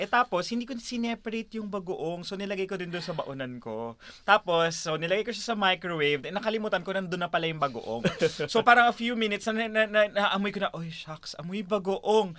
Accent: Philippines; now in Australia; ako lang din yung Pinoy

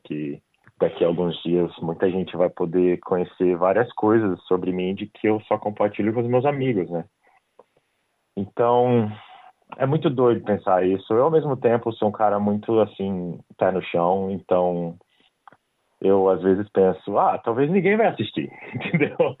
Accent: Brazil; moved away as an adult; now in Australia; eu saí do Brasil, eu dava aula de inglês

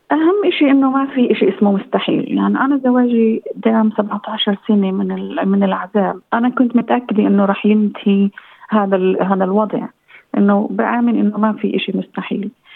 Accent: Israel; moved away as an adult; إني فلسطينية بفلسطينية الداخل

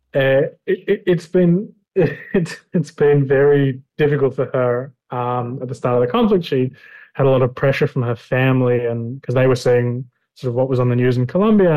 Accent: Melbourne, Victoria, Australia; moved away as an adult; now in Kiryat Ono, Israel; I'm originally from a youth movement in Australia, in Melbourne, called Hashomer Hatzair

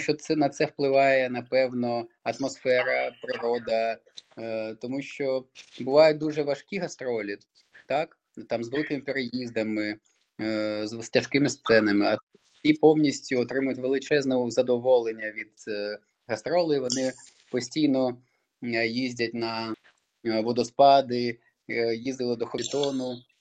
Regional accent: Crimea, Ukraine; moved away; я сам з Криму, як той казав, і можна сказати, двічі Росія забрала мій дім. Перший раз це Крим, де я народився

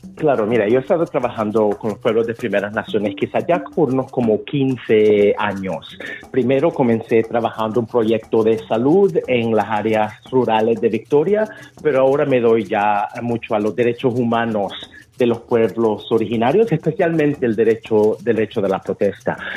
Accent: El Salvador; now in Australia; siendo una persona salvadoreña en Australia

